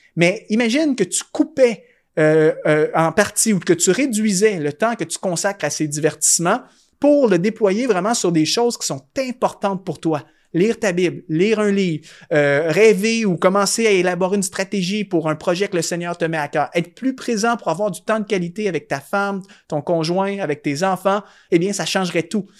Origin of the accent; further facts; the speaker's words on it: Canada; chez moi au Canada